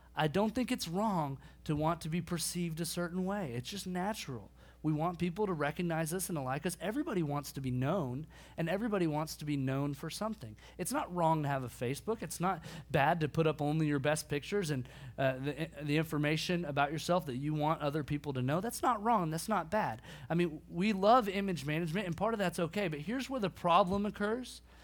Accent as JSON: {"language": "English", "town": "Bartlesville", "region": "Oklahoma", "country": "United States", "tie": "born or raised there", "moved": "yes", "lives_now": "Dallas, United States", "said": "My hometown, Bartlesville, Oklahoma"}